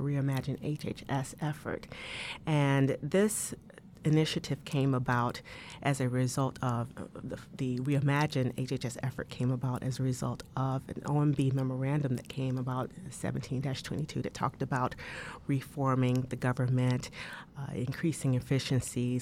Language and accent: English; Tuskegee, Alabama, United States; moved away; I grew up in Alabama